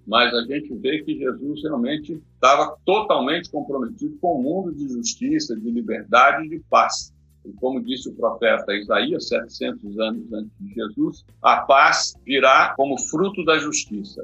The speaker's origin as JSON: {"language": "Portuguese", "region": "Minas Gerais", "country": "Brazil", "tie": "born or raised there", "also_born_or_lived": "Vitória", "moved": "yes", "lives_now": "São Paulo, Brazil", "said": "na minha infância, em Minas"}